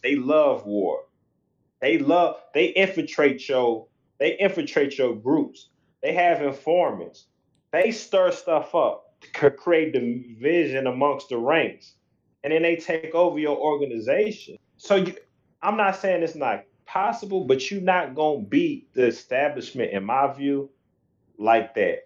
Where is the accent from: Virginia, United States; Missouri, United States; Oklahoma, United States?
Missouri, United States; St. Louis; we we from Missouri, we in St. Louis